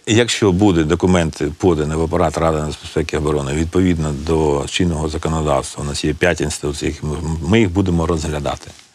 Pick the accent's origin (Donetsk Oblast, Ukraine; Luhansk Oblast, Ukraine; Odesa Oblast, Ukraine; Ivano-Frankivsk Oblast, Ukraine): Luhansk Oblast, Ukraine; Luhansk; now in Kyiv, Ukraine; Я з Луганська